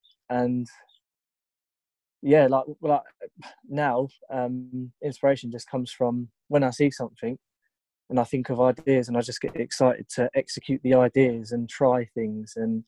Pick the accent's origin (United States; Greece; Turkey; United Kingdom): United Kingdom; Tunbridge Wells, South East England; Tunbridge Wells.